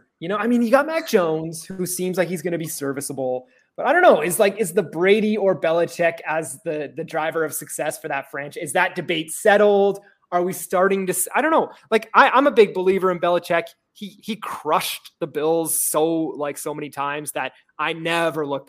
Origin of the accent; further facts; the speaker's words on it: Toronto, Ontario, Canada; I grew up in Toronto